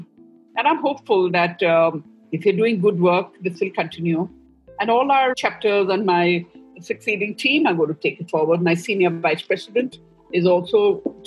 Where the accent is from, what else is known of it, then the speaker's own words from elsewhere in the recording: Northeast India, India; I'm from the Northeast